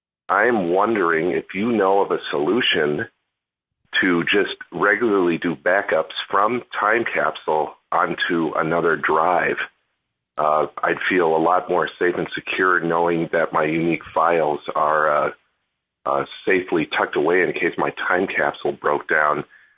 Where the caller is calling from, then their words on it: Minneapolis, Minnesota, United States; I'm calling from Minneapolis.